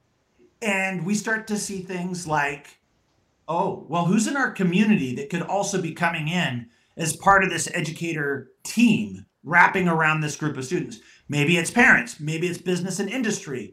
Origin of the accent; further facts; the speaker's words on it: Southwest, United States; I'm from the Southwest here